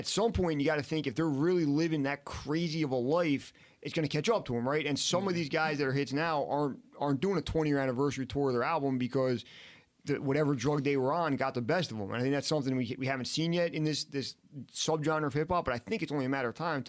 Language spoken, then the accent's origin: English; Harlem, New York, United States; as far as I'm from Harlem, but I grew up with all these other influences, right?